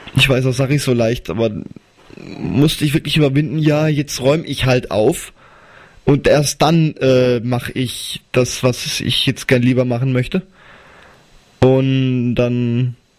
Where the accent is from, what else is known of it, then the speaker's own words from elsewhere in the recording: Wetzlar, Hesse, Germany; also born or lived in Arzbach; Wetzlar ist meine Heimatstadt